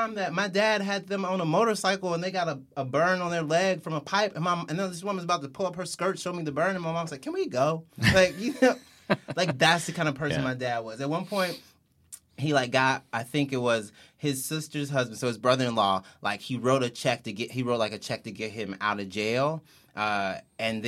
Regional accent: Mississippi, United States; I'm from Mississippi

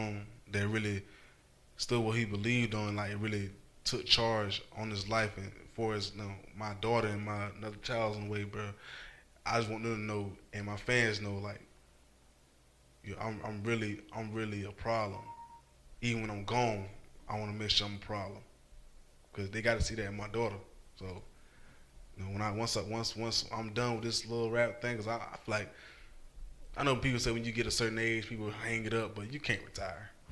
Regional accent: Jacksonville, Florida, United States; where I grew up in Jacksonville, Florida. I grew up in Moncrief

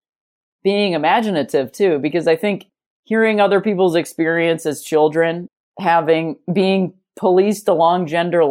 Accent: United States; I am an American person

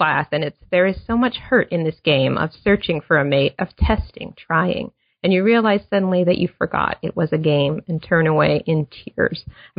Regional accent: Minnesota, United States; So I grew up in Minnesota, so I'm hoping you can defend this a little to me.

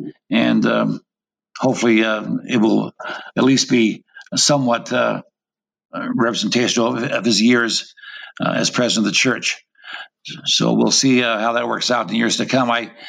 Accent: Intermountain West, United States; I was raised in the Intermountain West, came to BYU, got my undergraduate degree, took a PhD there in U.S. history with an emphasis in Western history.

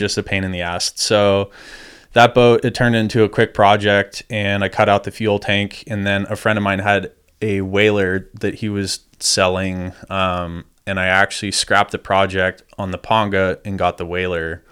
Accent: Crystal Cove, California, United States; I grew up in Crystal Cove, um, and just kinda grew up down there at the beach

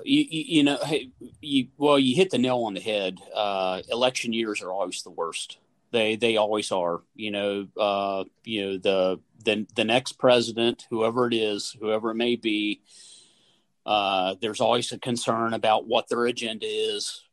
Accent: West Virginia, United States; born and raised in West Virginia

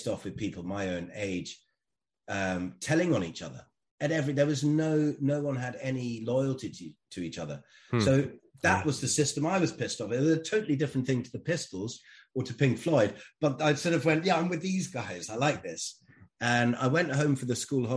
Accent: Germany; I grew up in Germany

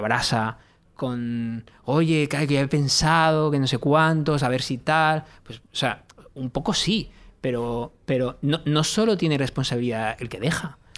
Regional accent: Mediterranean coast, Spain; que yo no soy castellano, es eh, soy mediterráneo

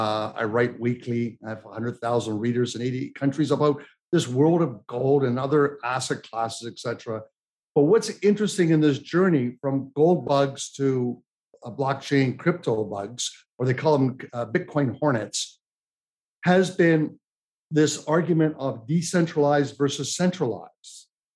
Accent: Toronto, Ontario, Canada; now in United States; But I feel sad being a Canadian American, what my family and relatives have had to go through. I'm so happy my little six-year-old daughter, she's been able to go to school every day here. Had we stayed in Toronto

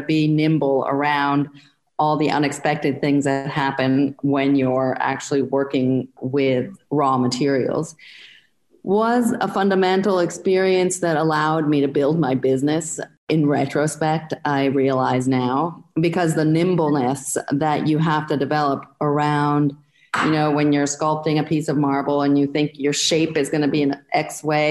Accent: Florence, Tuscany, Italy; moved away as an adult; now in Brooklyn, United States; I was born and I grew up in Florence

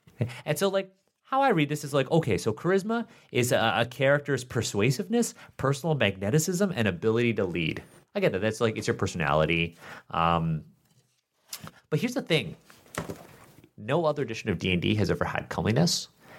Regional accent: Canada; born there; Like I'm a Canadian born Chinese man

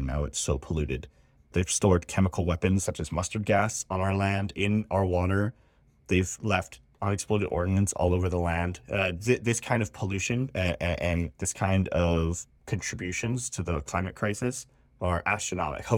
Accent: Kailua, Hawaii, United States; my hometown of Kailua

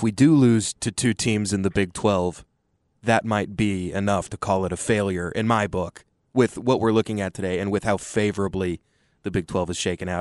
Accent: Austin, Texas, United States; growing up in Austin as a Texas fan with two parents that are legacies

